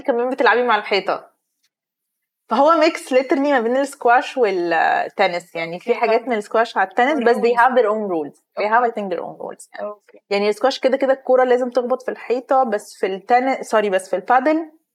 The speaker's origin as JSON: {"language": "Arabic", "country": "Egypt", "said": "انا كمصريه"}